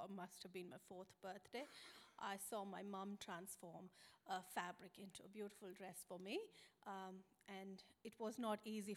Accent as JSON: {"language": "English", "country": "India", "tie": "born or raised there", "moved": "as an adult", "lives_now": "Australia", "said": "I was born in India, the third of four siblings"}